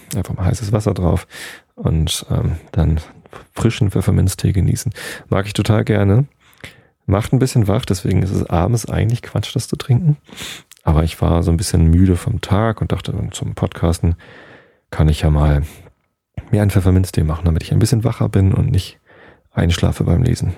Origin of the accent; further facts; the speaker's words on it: Germany; bei uns in Deutschland